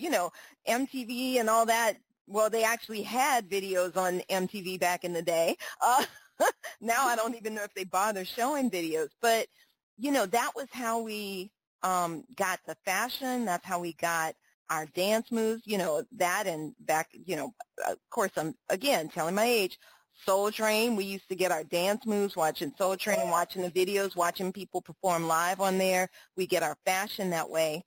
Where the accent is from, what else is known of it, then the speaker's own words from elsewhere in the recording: New Orleans, Louisiana, United States; I grew up in New Orleans